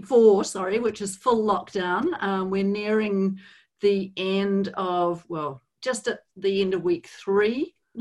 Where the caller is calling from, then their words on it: Wellington, New Zealand; Kia ora, Angie. I'm joining you from Wellington, New Zealand.